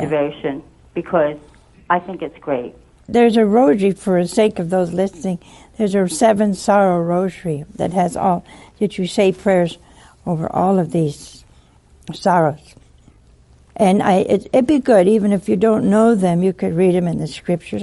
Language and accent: English; Philadelphia, Pennsylvania, United States; I'm from Philadelphia.